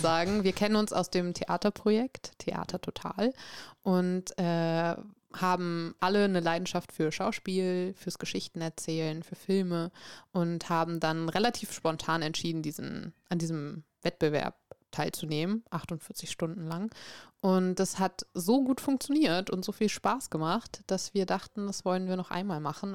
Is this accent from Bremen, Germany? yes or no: yes; Bremen, Germany; also born or lived in Norway; tatsächlich komme ich aus Bremen